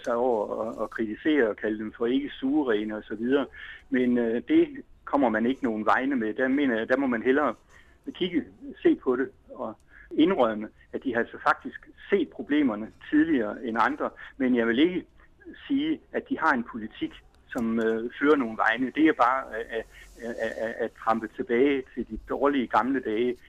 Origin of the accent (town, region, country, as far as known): Denmark